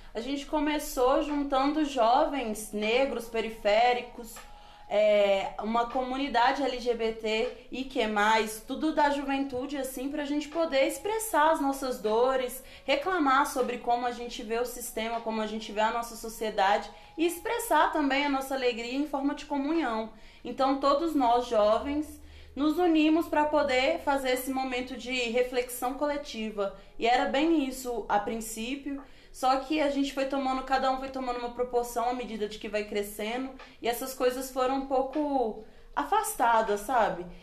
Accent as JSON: {"language": "Portuguese", "town": "Belo Horizonte", "region": "Minas Gerais", "country": "Brazil", "tie": "born or raised there", "said": "Eu nasci em Belo Horizonte, mas tem anos e anos que eu moro ali, naquela região da Noroeste, Confisco, São Mateus"}